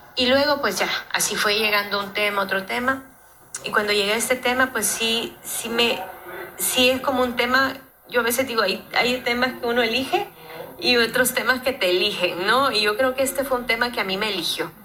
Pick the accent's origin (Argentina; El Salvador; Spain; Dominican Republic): El Salvador; yo soy salvadoreña